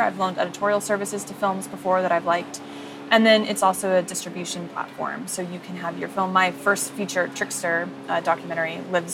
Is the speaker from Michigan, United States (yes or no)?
no; Bay Area, California, United States; moved away as an adult; also born or lived in Arizona / New York; now in Santa Monica, United States; I'm from the Bay Area originally